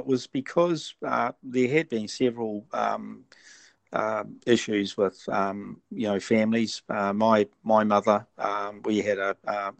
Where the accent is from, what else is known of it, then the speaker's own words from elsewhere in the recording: Pukekohe, Auckland, New Zealand; Okay, I'm from New Zealand, a small rural town called Pukekohe in South Auckland. I'm 69 years old.